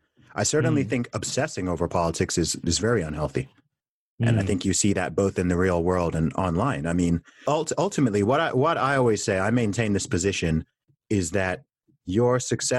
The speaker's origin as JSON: {"language": "English", "country": "Saudi Arabia", "tie": "born or raised there", "said": "I'm a Christian. I always have been. I grew up in Saudi Arabia, surrounded by Muslims."}